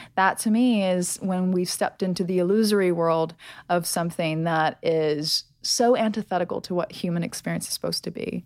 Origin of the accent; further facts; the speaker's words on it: United States; I'm from America